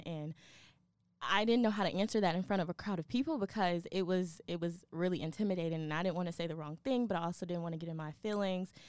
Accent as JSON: {"language": "English", "town": "Atlanta", "region": "Georgia", "country": "United States", "moved": "yes", "lives_now": "Kentucky, United States", "said": "I am from Atlanta, Georgia"}